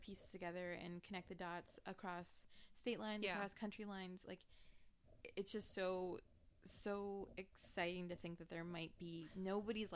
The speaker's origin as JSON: {"language": "English", "area": "the Bay Area", "region": "California", "country": "United States", "tie": "born or raised there", "said": "growing up in the Bay"}